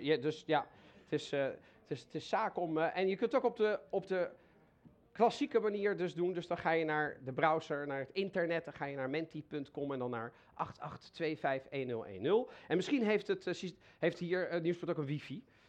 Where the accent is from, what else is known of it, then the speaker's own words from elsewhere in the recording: The Hague, South Holland, Netherlands; ik ben in Den Haag opgegroeid